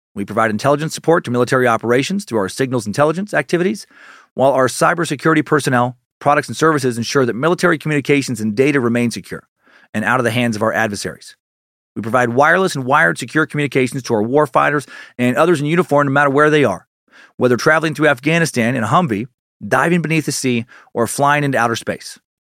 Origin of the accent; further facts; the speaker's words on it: Idaho, United States; I grew up camping in the Frank Church River of No Return Wilderness area